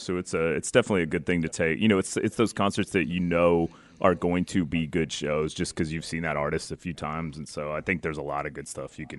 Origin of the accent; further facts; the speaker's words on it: Pacific Northwest, United States; now in Austin, United States; we're from the Pacific Northwest, like Washington and Oregon